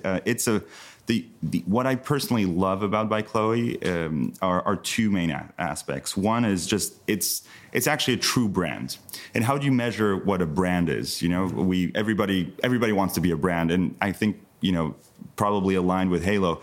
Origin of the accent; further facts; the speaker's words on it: southern France, France; moved away; also born or lived in United States; I grew up in the south of France, Uh, being French American from an American mother